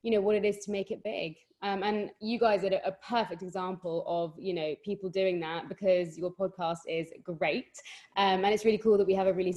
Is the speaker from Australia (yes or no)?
no; London, United Kingdom; accent: London; I'm actually from the UK, if you can't tell by my very London accent.